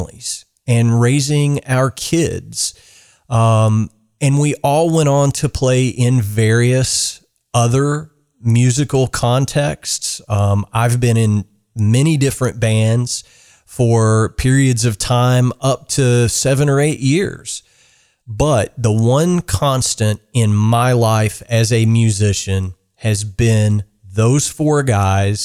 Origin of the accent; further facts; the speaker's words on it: South Central Kentucky, United States; now in Georgetown, Kentucky, United States; I grew up in South Central Kentucky on a dairy farm. My being for the first 12 years of my life was that of a farm kid